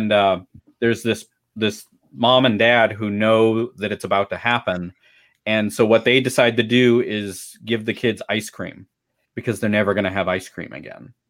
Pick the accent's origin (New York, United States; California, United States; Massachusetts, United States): California, United States; Oceanside; I grew up in Oceanside, California, which is in northern San Diego County